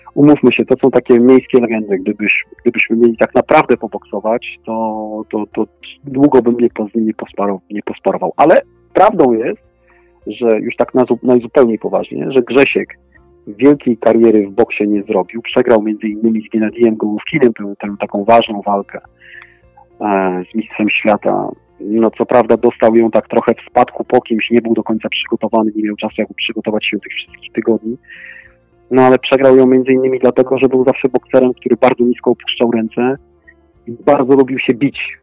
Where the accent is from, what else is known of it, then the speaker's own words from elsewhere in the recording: Warsaw, Masovian Voivodeship, Poland; moved away as an adult; also born or lived in Paris, France; pochodzę z Warszawy